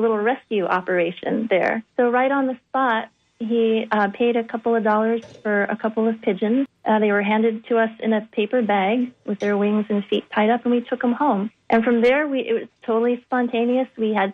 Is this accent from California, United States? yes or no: yes; Bay Area, California, United States; moved away; I grew up in the Bay Area in California